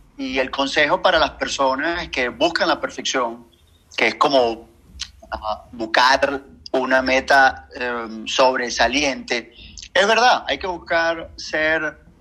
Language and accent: Spanish; Venezuela; Como venezolano